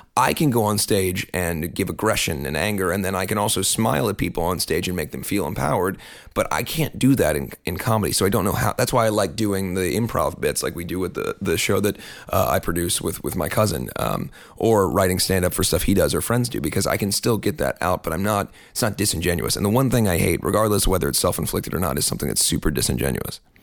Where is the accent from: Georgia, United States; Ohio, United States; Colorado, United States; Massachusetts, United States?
Ohio, United States; Cincinnati; moved away; also born or lived in Kentucky; I was born in Cincinnati. I spent most of my adolescence in Cincinnati